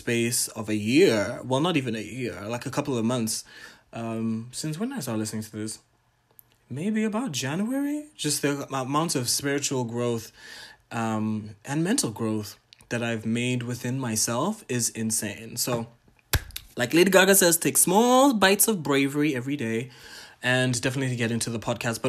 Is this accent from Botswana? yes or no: yes; Botswana; I'm Ghanaian, Tanzanian, but I was born and raised in Botswana.